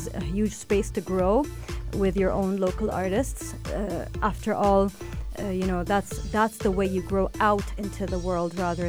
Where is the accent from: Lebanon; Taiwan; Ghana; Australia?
Lebanon; born or raised there; moved away as an adult; now in United Arab Emirates